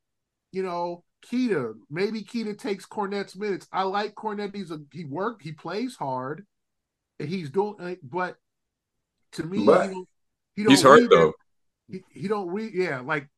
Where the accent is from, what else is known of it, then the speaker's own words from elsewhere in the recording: Los Angeles, California, United States; I grew up in South Central LA.